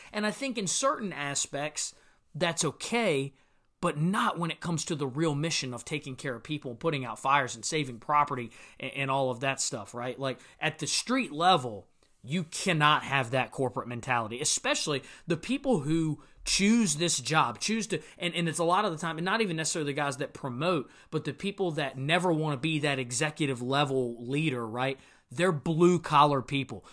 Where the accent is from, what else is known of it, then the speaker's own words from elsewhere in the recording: Virginia, United States; here in my home state of Virginia